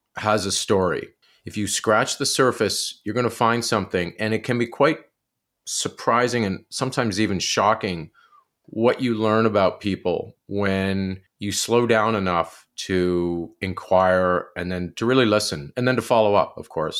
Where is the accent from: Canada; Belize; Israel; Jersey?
Canada; outside Kingston, Ontario; growing up outside of Kingston, a little place called Amersfoort.